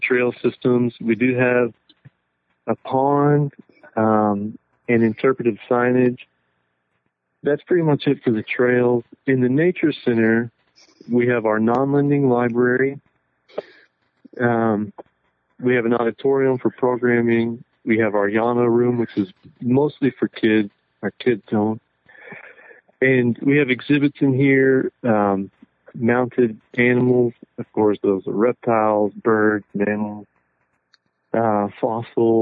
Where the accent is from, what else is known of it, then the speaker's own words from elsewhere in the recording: West Texas, United States; moved away as an adult; also born or lived in Maine / Wyoming; I'm from West Texas, and I finally came back